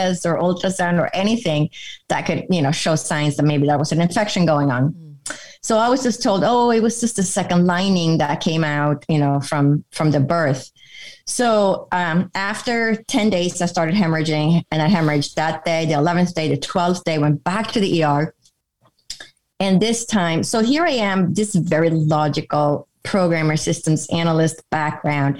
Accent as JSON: {"language": "English", "country": "Sweden", "tie": "born or raised there", "moved": "as an adult", "lives_now": "United States", "said": "I grew up in Europe, in Sweden, which is in Northern Europe"}